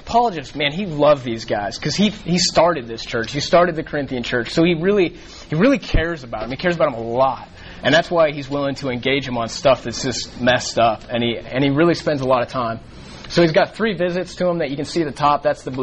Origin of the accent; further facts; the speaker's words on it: Colorado, United States; moved away as an adult; now in Dallas, United States; I grew up in Colorado